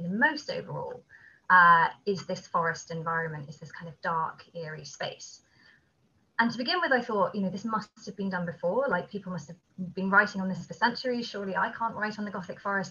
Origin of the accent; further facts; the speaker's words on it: Kent, South East England, United Kingdom; I grew up in Kent in England, which is a place with a lot of ancient woodland there